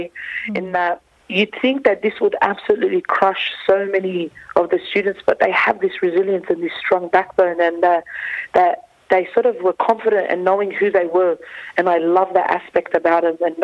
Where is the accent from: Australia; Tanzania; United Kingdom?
Australia; Sydney, New South Wales; the same community that I was born in, grew up in, went to school in, and also went to university in.